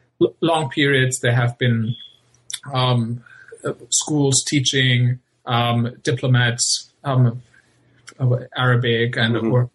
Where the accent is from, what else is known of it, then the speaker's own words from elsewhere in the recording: Germany; also born or lived in Vienna, Austria; now in Qatar; I'm not a Qatari, not a Saudi, but I'm originally from Germany, and I'm currently spending parts of my summer in Vienna, Austria.